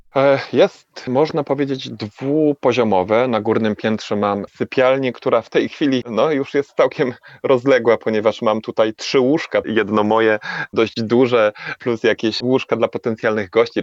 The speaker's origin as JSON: {"language": "Polish", "town": "Tychy", "region": "Silesian Voivodeship", "country": "Poland", "tie": "born or raised there", "moved": "as an adult", "lives_now": "Tenerife, Spain", "said": "urodziłem się w Tychach i większość mojego życia spędziłem na osiedlu"}